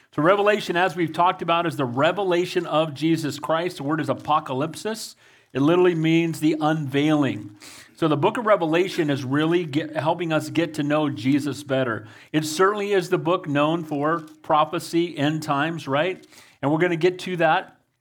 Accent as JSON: {"language": "English", "country": "United States", "said": "I love being an American. I'm blessed to be an American"}